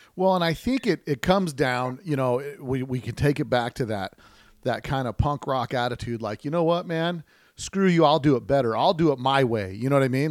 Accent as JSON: {"language": "English", "town": "Las Vegas", "region": "Nevada", "country": "United States", "said": "I, am from the desert, right? I'm from Las Vegas here."}